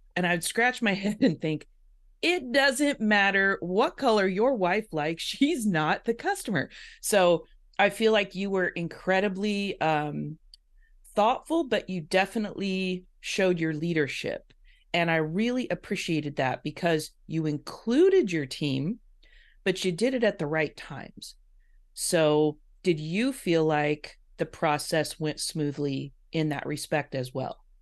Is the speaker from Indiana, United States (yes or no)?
yes; Indiana, United States; now in West Coast, United States; I grew up in Indiana, so I'm a Midwest girl